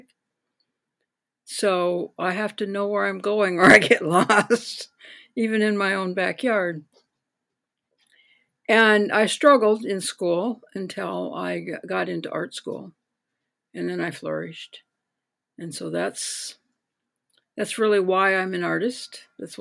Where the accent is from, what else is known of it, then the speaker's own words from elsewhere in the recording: North Dakota, United States; also born or lived in Minnesota; I was born in Minnesota, and as a first grader, I moved to North Dakota, so I'm definitely a northern Midwestern girl